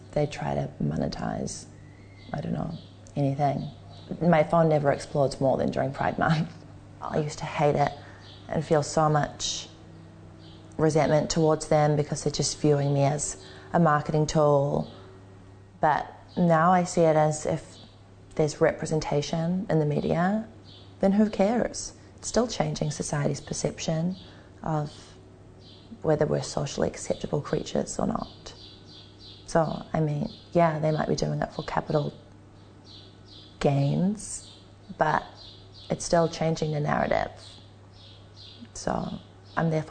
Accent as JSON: {"language": "English", "region": "Auckland", "country": "New Zealand", "said": "I'm 21 years old and I'm from Auckland, New Zealand"}